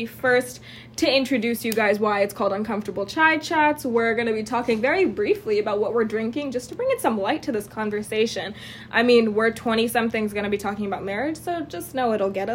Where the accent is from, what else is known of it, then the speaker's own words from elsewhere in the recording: United States; So I was born and raised in America, but my family is South Asian